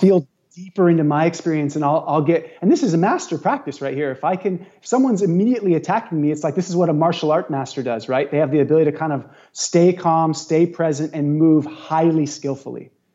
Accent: Santa Cruz, California, United States; now in Maui, United States; Santa Cruz is one of my hometown

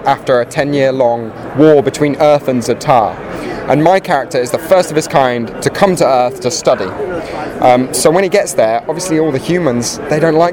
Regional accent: England, United Kingdom; I'm from England

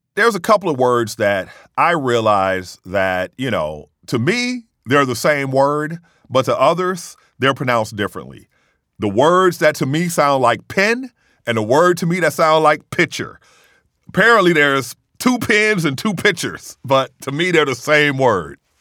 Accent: Mississippi, United States; I said, in Mississippi

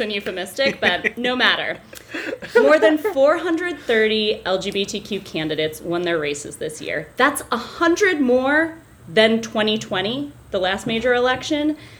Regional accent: Bedford, New Hampshire, United States; I'm from New Hampshire, I grew up in Bedford.

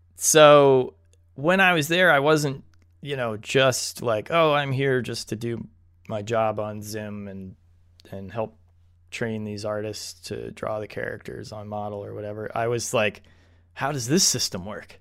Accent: United States; We are two white American dudes

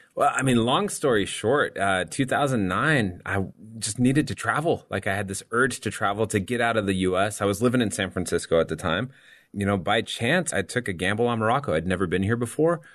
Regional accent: Sarajevo, Bosnia & Herzegovina; inače dolazim iz Sarajeva, u Bosni i Hercegovini

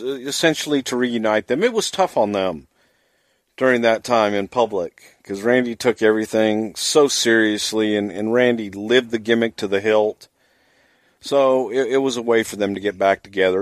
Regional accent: Texas, United States; I grew up in the South. I grew up in Texas

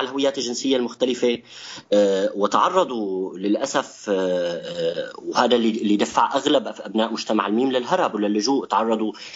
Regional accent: Syria; نحن كسوريين

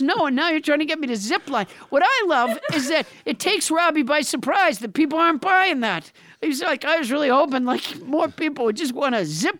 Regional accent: Massachusetts, United States; now in California, United States; I'm from Massachusetts

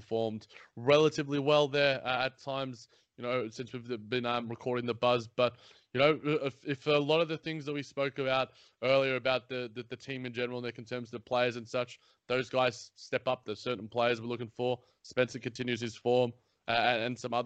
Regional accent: Australia; here in my home country

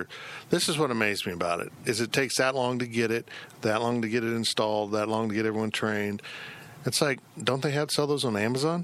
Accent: Salina, Kansas, United States; I grew up in Salina. The hard streets of Salina.

